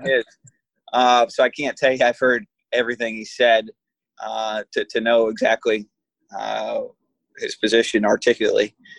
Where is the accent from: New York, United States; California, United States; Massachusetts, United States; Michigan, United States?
Michigan, United States; I come from Michigan